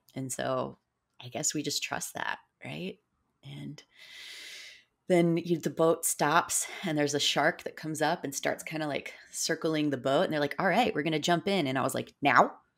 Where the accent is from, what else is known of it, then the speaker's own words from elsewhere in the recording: South Florida, United States; I grew up in South Florida, and I grew up a lot in the Florida Keys